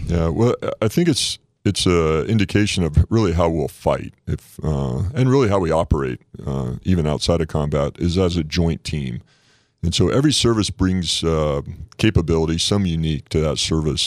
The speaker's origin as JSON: {"language": "English", "town": "Phoenix", "region": "Arizona", "country": "United States", "tie": "born or raised there", "also_born_or_lived": "Bay Area, California", "moved": "as an adult", "said": "originally born and raised in Phoenix, Arizona"}